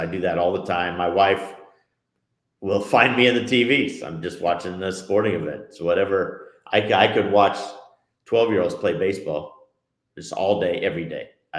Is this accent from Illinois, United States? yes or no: no; Portland, Oregon, United States; moved away; I'm originally from the Northwest, Portland, Oregon.